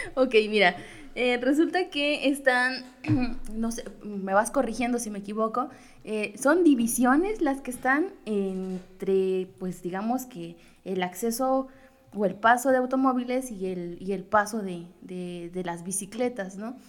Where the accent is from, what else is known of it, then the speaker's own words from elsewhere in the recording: Mexico; como típico mexicano